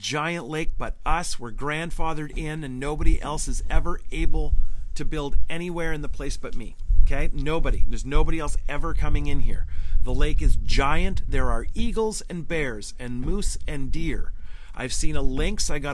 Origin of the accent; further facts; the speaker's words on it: Northern Ontario, Canada; I'm from Northern Ontario. Having a cottage is a big deal. It's a part of my soul